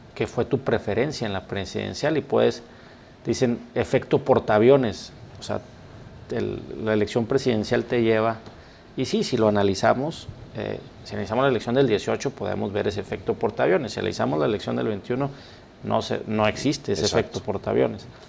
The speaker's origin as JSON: {"language": "Spanish", "country": "Mexico", "said": "todos somos mexicanos"}